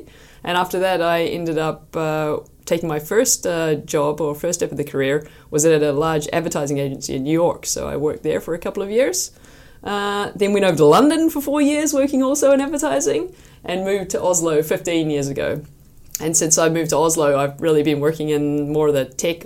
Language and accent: English; New Zealand; moved away as an adult; also born or lived in Washington, United States; now in Norway; I'm from New Zealand originally, so you can probably hear a little bit on the accent. But I've been living here in Norway for 15 years now.